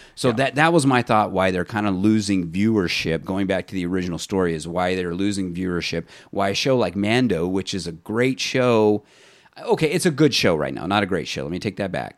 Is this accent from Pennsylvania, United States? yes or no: no; Fresno, California, United States; we're both from Fresno here